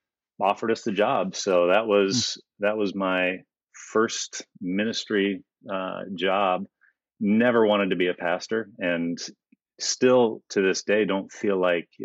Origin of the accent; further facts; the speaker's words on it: Calgary, Alberta, Canada; moved away as an adult; also born or lived in United States / Minnesota / Wheaton, Illinois; I grew up in Canada. I'm not Canadian. I was born in the States, but I grew up, most of my formative years were there.